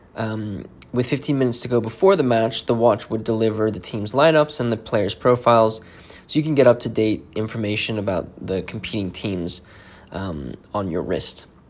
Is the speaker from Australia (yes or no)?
no; South Africa; moved away; I'm originally from South Africa